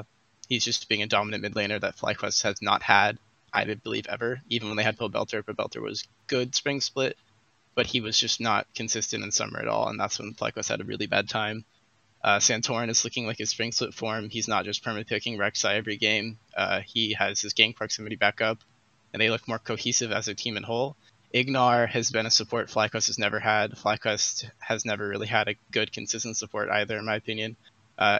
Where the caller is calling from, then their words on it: Fullerton, California, United States; I'm calling from Fullerton, California.